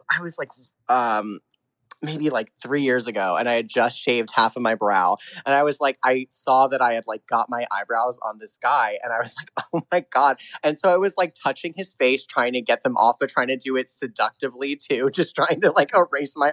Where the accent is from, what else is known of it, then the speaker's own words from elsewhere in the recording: New Jersey, United States; moved away as an adult; I'm from New Jersey, and I grew up there until I was 18 years old.